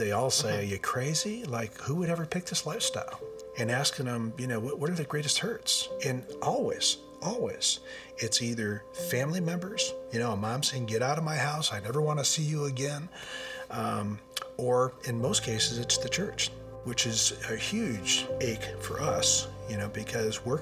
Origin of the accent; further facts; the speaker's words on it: Michigan, United States; we're from Michigan